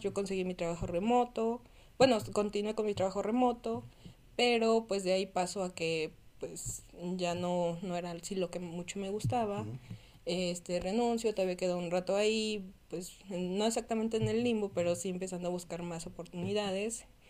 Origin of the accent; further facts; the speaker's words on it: Tlaxcala, Mexico; moved away as an adult; also born or lived in Puebla; originalmente soy de Tlaxcala